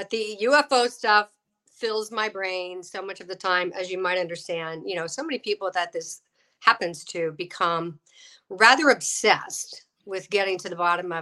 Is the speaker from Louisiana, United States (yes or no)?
yes; New Orleans, Louisiana, United States; moved away as an adult; now in Los Angeles, United States; I'm from New Orleans